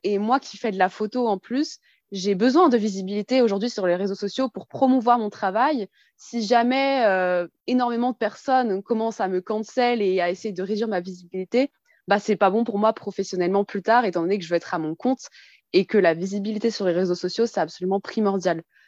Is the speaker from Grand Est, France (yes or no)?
yes; Colmar, Grand Est, France; now in Paris region, France; Je viens en région parisienne, mais je suis née en Alsace, à Colmar